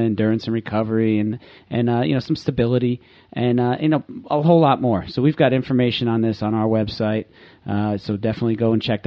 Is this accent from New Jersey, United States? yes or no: yes; Manasquan, New Jersey, United States; He's from my hometown. We grew up around the corner from each other.